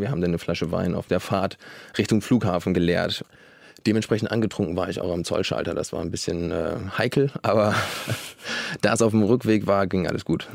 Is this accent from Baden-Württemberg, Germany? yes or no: no; Flensburg, Schleswig-Holstein, Germany; Ich komme ja aus Flensburg